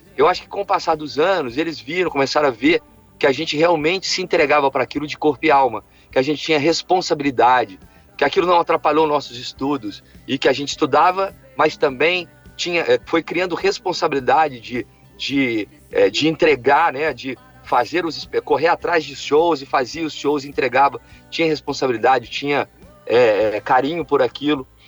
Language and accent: Portuguese; Alfenas, Minas Gerais, Brazil; eu sou, eu sou, do interior, uma cidade do interior, de Minas Gerais, que chama Alfenas